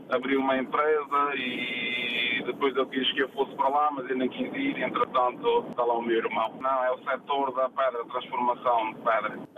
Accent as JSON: {"language": "Portuguese", "town": "Proença Nova", "region": "Castelo Branco", "country": "Portugal", "lives_now": "Chão do Galego, Portugal", "said": "Eu sou de Proença Nova, sou de uma aldeia que se chama Atalaia, mas nesta altura resido, casei, resido numa aldeia que se chama Chão do Galego."}